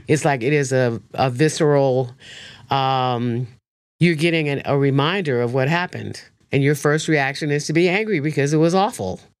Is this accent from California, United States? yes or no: no; Chicago, Illinois, United States; also born or lived in South Africa; I'm from Chicago